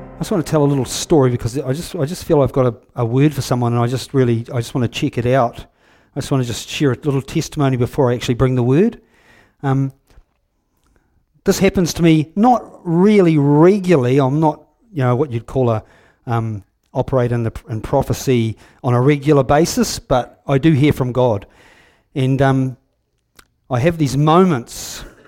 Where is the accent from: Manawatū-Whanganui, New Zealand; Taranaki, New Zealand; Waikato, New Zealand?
Waikato, New Zealand; Huntly; I'm from Huntley. I was born up on top of the hill there in nineteen fifty-six